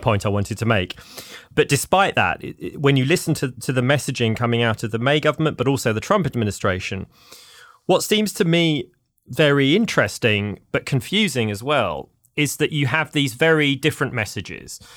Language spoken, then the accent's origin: English; London, United Kingdom; moved away as an adult; now in United States; I'm a Londoner, as the listeners may be able to tell from my accent